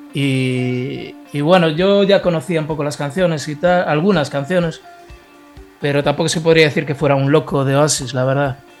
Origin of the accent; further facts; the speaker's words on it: Ponteareas, Galicia, Spain; soy de Ponte Arias, eh, es un pueblo de la provincia de Pontevedra, no sé si os suena. Es una de las cuatro provincias de, Galicia.